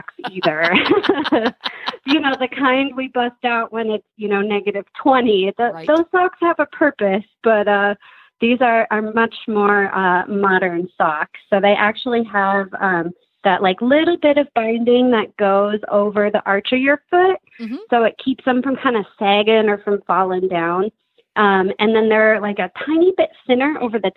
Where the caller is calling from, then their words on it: Madison, Wisconsin, United States; I am calling today from Madison, Wisconsin